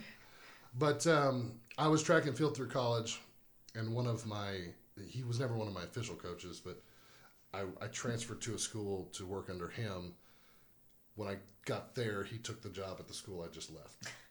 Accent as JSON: {"language": "English", "town": "New Braunfels", "region": "Texas", "country": "United States", "said": "from New Braunfels, Texas"}